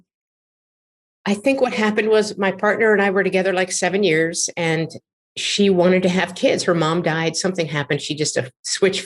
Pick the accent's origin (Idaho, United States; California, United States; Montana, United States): California, United States; Marin County; also born or lived in San Francisco; I grew up in Marin County, where I live now in Sausalito